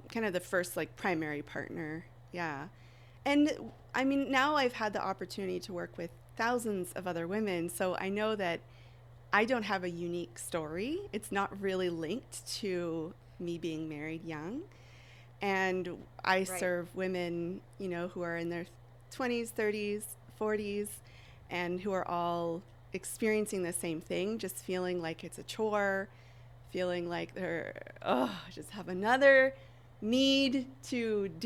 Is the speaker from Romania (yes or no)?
no; Vancouver Island, British Columbia, Canada; I'm from Vancouver Island in Canada